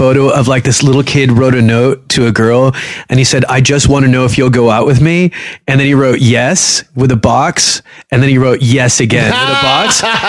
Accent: Egypt; They did send me to school with rolling luggage when I was a kid because I'm from Egypt.

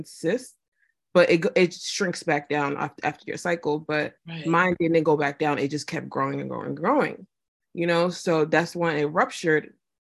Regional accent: Nigeria; now in Houston, United States; I'm Nigerian, of course, Ogun State dad, Delta State mom.

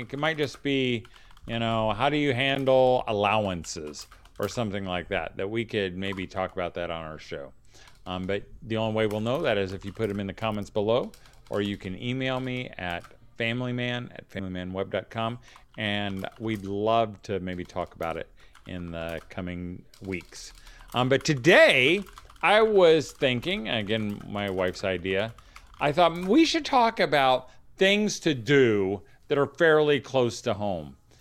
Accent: Danville, Indiana, United States; my hometown of Danville, Indiana

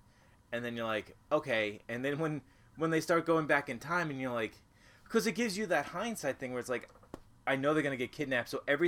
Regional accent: Brooklyn, New York, United States; But there's also a huge difference from growing up in Williamsburg, Brooklyn in the early

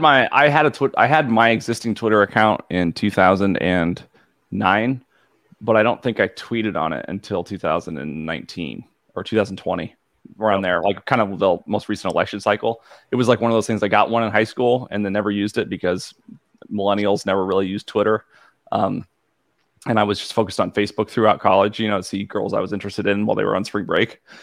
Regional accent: Illinois, United States; I grew up in Illinois

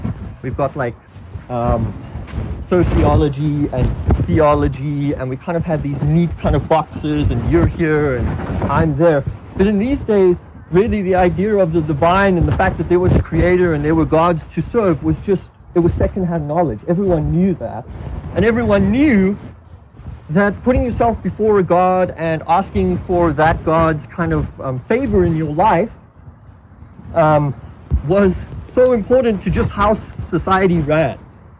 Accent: South Africa; I grew up in South Africa, and when I was 6, we moved up north to plant a church among a very poor people group called the Basutu people group.

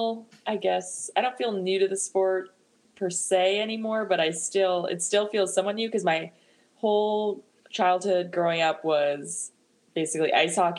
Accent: New Hampshire, United States; moved away as an adult; also born or lived in San Jose, California; my home state of New Hampshire

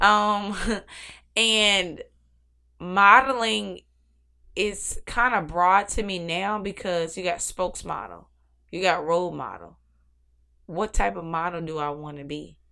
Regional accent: Newport News, Virginia, United States; also born or lived in Arlington, Virginia; born and raised in Virginia

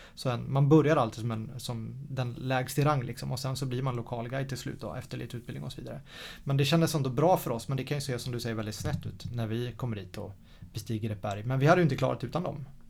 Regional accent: Sweden; som svensk

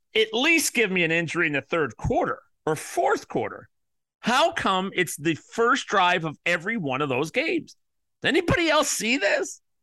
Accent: Chicago, Illinois, United States; the Chicago Bears, my hometown team

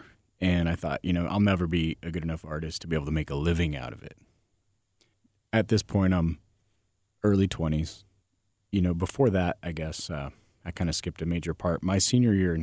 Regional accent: Nebraska, United States; I grew up in Nebraska. So here I am in a very, very small town in Nebraska

